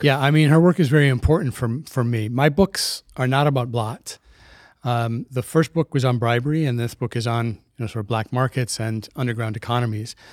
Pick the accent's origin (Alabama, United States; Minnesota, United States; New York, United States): Minnesota, United States; Minneapolis; moved away as an adult; also born or lived in Hartford, Connecticut; I was born in Minneapolis. I lived in Minneapolis, uh, during my childhood, the formative years